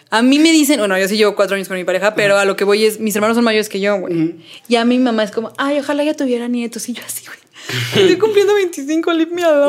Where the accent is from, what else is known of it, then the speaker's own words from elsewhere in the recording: Mexico; Donde yo antes vivía de niña en Cuapita la Bella. cuapa Eh, Cuapa.